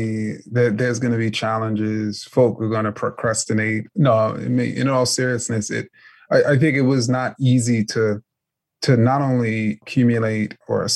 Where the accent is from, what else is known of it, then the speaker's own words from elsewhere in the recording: New York City, New York, United States; I grew up in New York City as a huge, huge New York Knicks fan